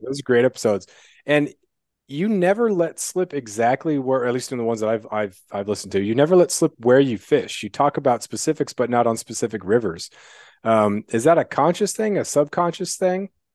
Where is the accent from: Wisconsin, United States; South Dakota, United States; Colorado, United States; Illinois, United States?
Colorado, United States; Rocky Ford; also born or lived in Greeley, Colorado; I was born in Rocky Ford, Colorado